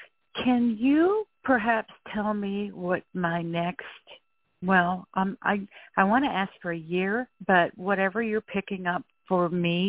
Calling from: Florida, United States; I'm calling from Florida.

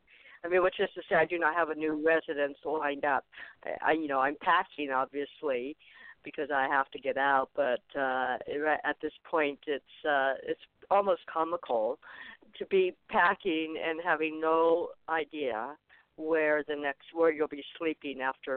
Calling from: Arizona, United States; I'm calling from Arizona.

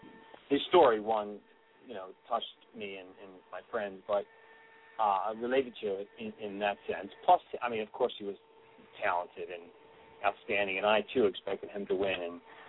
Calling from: Philadelphia, Pennsylvania, United States; …. I'm from Philadelphia.

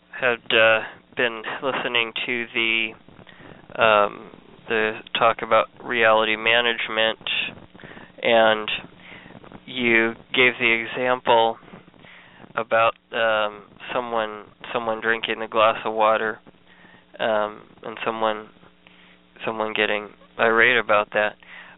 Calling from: Missouri, United States; in Missouri.

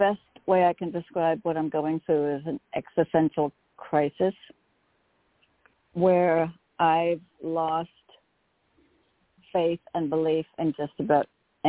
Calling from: Connecticut, United States; from Connecticut.

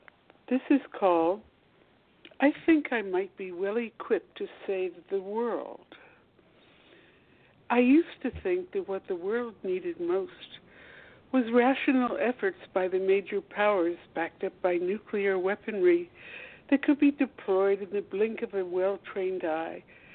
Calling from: Washington, District of Columbia, United States; Washington, D.C. I'm eight blocks from the White House

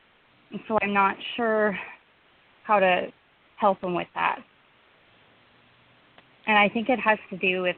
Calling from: Saskatchewan, Canada; I'm calling from Saskatchewan, Canada.

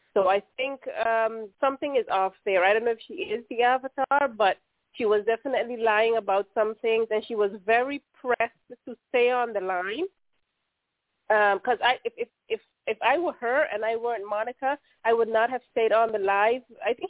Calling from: Netherlands; I'm calling from the Netherlands.

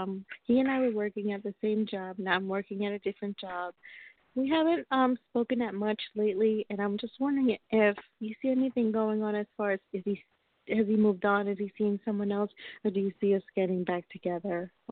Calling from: Long Island, New York, United States; I'm calling from Long Island, New York.

